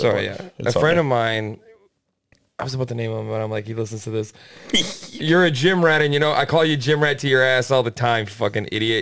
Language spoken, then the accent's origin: English; Canada; being Canadian, you realize how sweet Canada is.